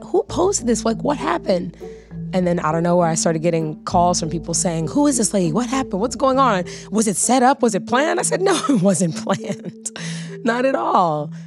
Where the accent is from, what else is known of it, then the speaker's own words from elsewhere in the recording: Los Angeles, California, United States; I'm an actress, singer, dancer, born and raised in Los Angeles, California